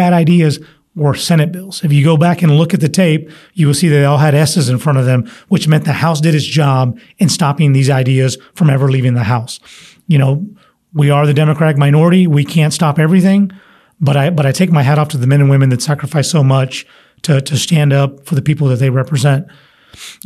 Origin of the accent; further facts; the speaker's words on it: San Antonio, Texas, United States; I'm from San Antonio